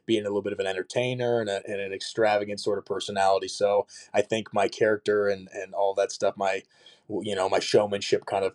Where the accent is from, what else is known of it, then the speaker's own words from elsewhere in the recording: United States; I'm from the United States, and having that sort of accent